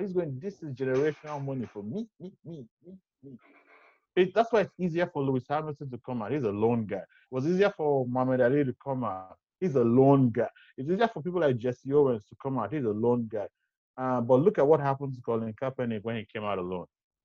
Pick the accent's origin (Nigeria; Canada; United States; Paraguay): Nigeria; as a Nigerian